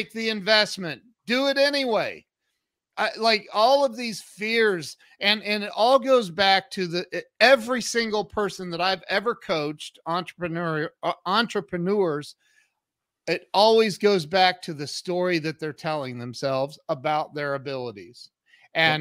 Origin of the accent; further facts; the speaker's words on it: Northwest Ohio, United States; I grew up in Northwest Ohio, so we had a lot of snow in the winters